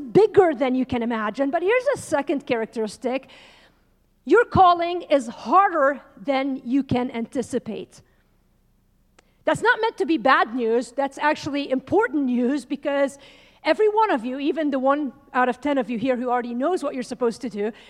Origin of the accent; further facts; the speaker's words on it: Lebanon; I grew up in Lebanon